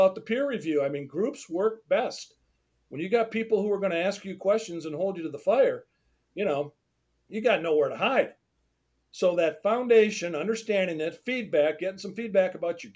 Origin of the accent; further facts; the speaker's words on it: Detroit, Michigan, United States; I'm from Detroit